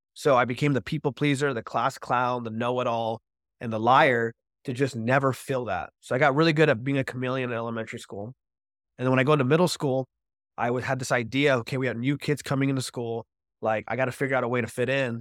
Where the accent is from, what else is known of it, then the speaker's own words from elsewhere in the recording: Orange County, California, United States; I grew up in Orange County, California